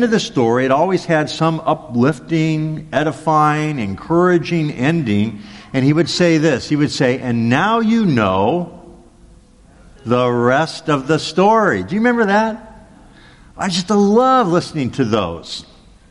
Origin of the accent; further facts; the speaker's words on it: Los Angeles, California, United States; as a small boy growing up in Los Angeles